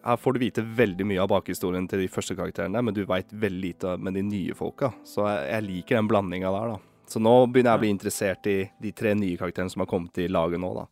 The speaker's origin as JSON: {"language": "Norwegian", "country": "Norway", "said": "vi er nordmenn"}